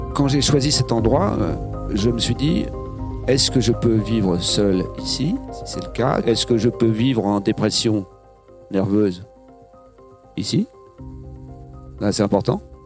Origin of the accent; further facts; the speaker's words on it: Granville, Normandy, France; also born or lived in Saint-Brieuc / Paris; now in Morbihan, France; J'étais plutôt Bretagne Nord, je suis né à Granville.